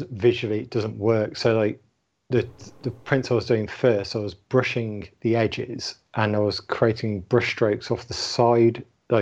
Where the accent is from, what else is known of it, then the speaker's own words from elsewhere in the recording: London, United Kingdom; ….